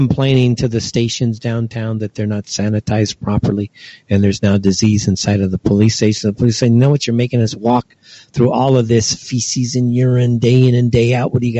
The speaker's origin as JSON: {"language": "English", "town": "Los Angeles", "region": "California", "country": "United States", "tie": "born or raised there", "moved": "yes", "said": "Los Angeles, my hometown"}